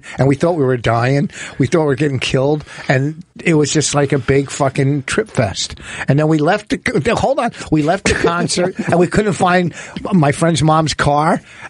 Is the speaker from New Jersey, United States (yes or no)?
yes; New Jersey, United States; because we're from Jersey.